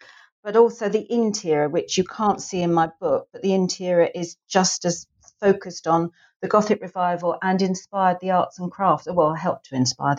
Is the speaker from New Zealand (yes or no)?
no; England, United Kingdom; and I suppose it's because I'm English, is the Palace of Westminster